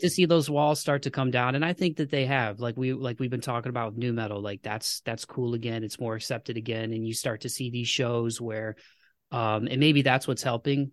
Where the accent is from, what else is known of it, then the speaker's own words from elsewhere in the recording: United States; as an American